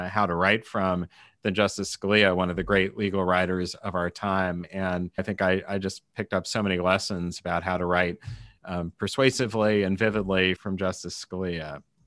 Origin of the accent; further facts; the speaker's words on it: Kansas City, United States; I worked for the Kansas City Star, basically my hometown newspaper